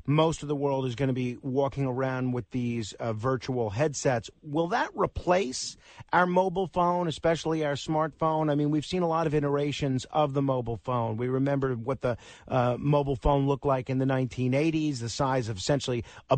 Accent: New York City, New York, United States; Staten Island, which is my hometown. It's one of the boroughs here in New York City.

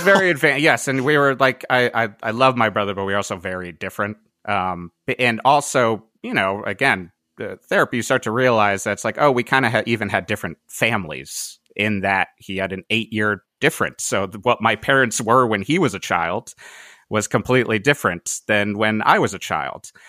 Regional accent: Cheshire, Connecticut, United States; moved away as an adult; also born or lived in Boston / New York / Brooklyn; now in Pasadena, United States; both me and Jay uh, from … and … uh, both grew up in Cheshire, Connecticut.

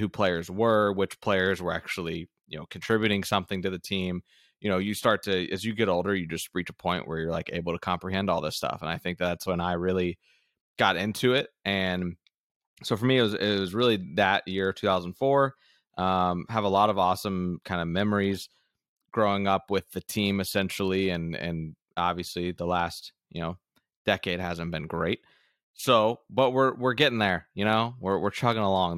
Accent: Central Florida, United States; born and raised in Florida

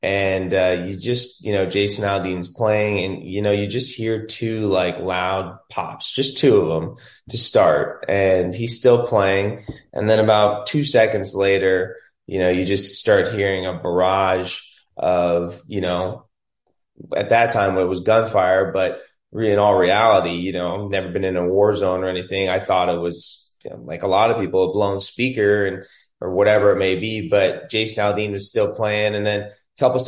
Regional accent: Las Vegas, Nevada, United States; I was born and raised in Vegas.

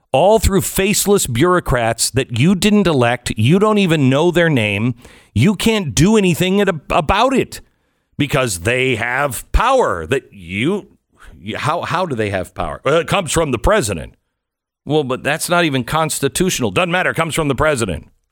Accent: Pacific Northwest, United States; I grew up in the Pacific Northwest, the home of Weyerhaeuser

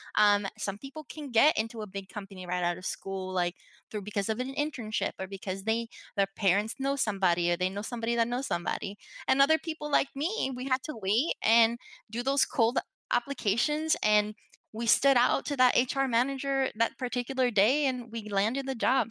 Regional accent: Puerto Rico; moved away; also born or lived in New Jersey; growing up in Puerto Rico

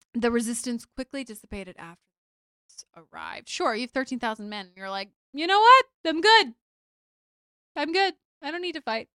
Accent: Louisiana, United States; born or raised there

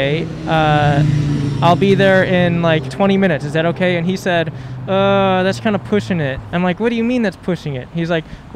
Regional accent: Ohio, United States; now in Los Angeles, United States; I'm from Ohio.

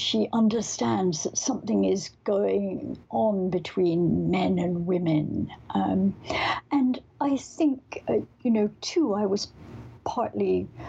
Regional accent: Scotland, United Kingdom; Growing up in Scotland, although we weren't particularly religious

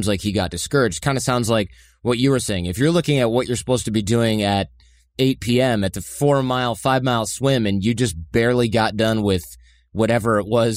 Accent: Detroit, Michigan, United States; we grew up in Detroit

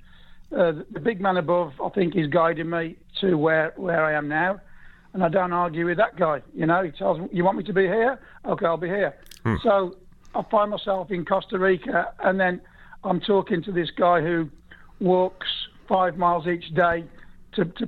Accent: West Bromwich, West Midlands, United Kingdom; moved away as an adult; now in Florida, United States; I was born in West Bromwich, and all my family supported West Brom

